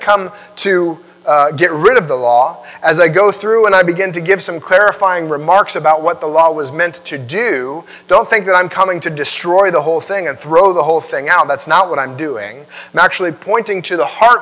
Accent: United States; I like being an American

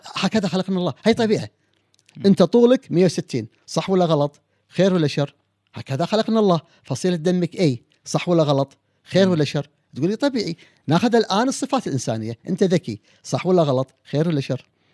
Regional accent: Kuwait; عندنا في الكويت

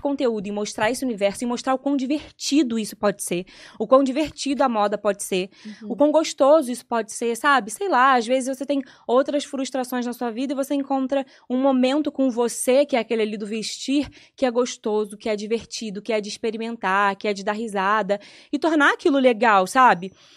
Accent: Petrópolis, Rio de Janeiro, Brazil; moved away; na minha cidade, em Petrópolis, a gente ia pra praça

